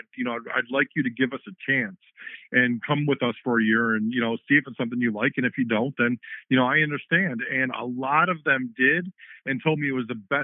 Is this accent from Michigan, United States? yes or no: yes; Dearborn, Michigan, United States; growing up in Dearborn